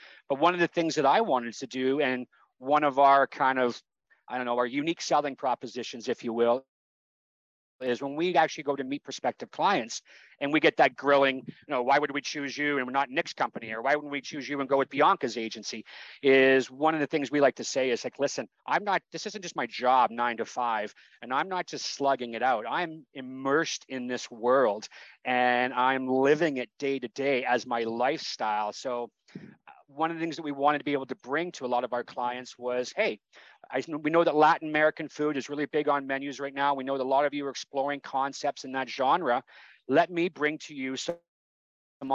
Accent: Canada; born there; I'm a Canadian, you know, by birth, and that's what it says on my passport.

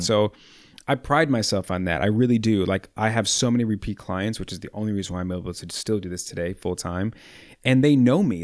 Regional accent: Chicago, Illinois, United States; I'm born and raised proud Chicagoan

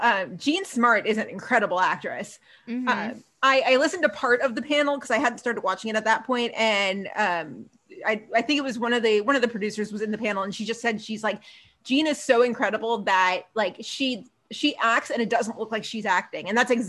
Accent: Queens, New York, United States; But I always say I'm from Queens.

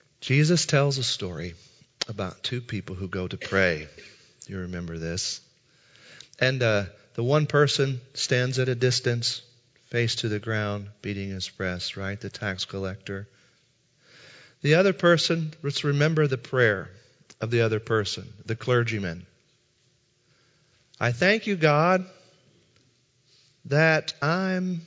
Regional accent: Southern Indiana, United States; now in St. Louis, United States; I'm from Southern Indiana

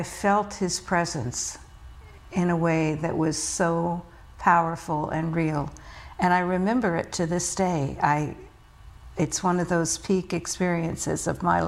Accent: rural Virginia, United States; also born or lived in New York City, New York, United States; my family made a move to rural Virginia when I was in second grade

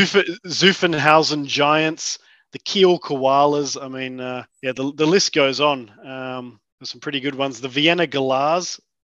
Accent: Australia; now in Oslo, Norway; as an Aussie, as an Aussie fan

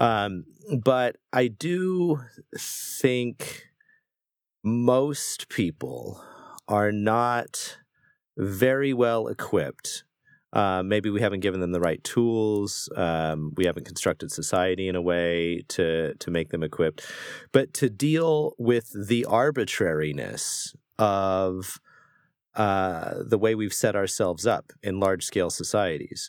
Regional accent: United States; I am an American, we live in America

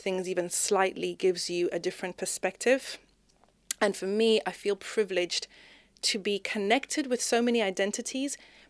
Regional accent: Zimbabwe; So anyway, growing up in Zimbabwe, you know, did the whole school thing, was, you know, head girl of my school.

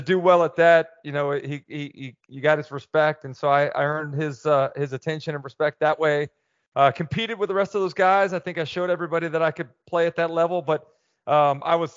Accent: Gainesville, Florida, United States; growing up in Gainesville, you're right, man. Everything around here is so Gator-centric

